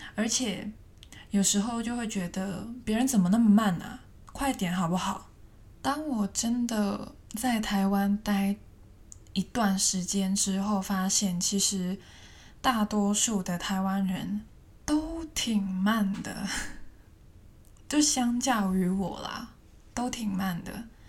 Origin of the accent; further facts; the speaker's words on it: Hong Kong; 我是一个香港人嘛，在香港那个速度是真的很快